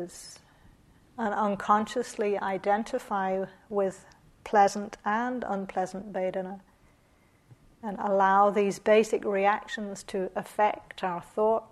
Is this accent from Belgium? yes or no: no; New Zealand; moved away; also born or lived in Australia; I'm from New Zealand